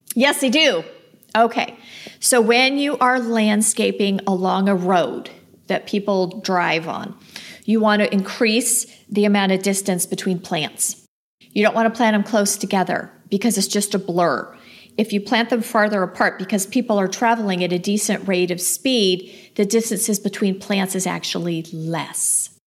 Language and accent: English; Los Angeles, California, United States; moved away as an adult; now in Phoenix, United States; I grew up in Los Angeles. I didn't move to the desert till I was married.